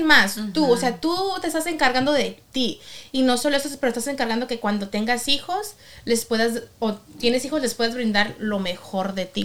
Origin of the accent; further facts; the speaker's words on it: Mexico; soy mexicana